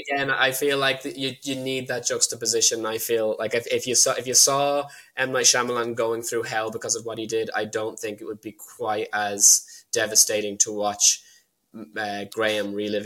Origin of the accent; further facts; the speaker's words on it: Ireland; also born or lived in United Kingdom; The reason I'm Irish is because my mum was Irish. She brought me back here a year after the divorce